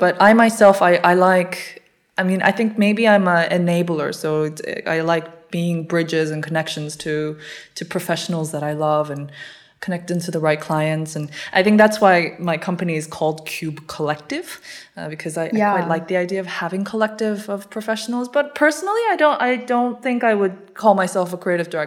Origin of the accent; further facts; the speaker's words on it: Warsaw, Masovian Voivodeship, Poland; moved away as an adult; also born or lived in Seoul, South Korea / London, United Kingdom; now in Copenhagen, Denmark; I was born in South Korea, in Seoul, and then we moved to Warsaw, Poland, which is where I sort of accidentally grew up, and I went to London to study when I was 19